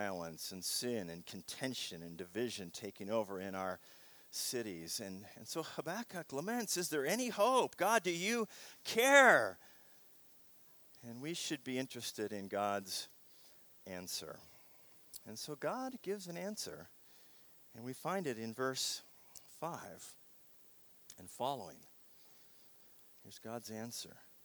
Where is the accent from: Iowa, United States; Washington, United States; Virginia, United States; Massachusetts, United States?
Washington, United States; Seattle; the city that I grew up in Seattle